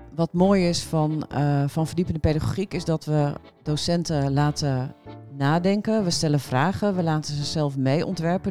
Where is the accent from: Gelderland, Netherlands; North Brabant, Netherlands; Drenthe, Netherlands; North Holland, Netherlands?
Drenthe, Netherlands; moved away as an adult; also born or lived in Groningen; Eigenlijk kom ik uit Drenthe, maar vanaf mijn negentiende kom ik uit Groningen.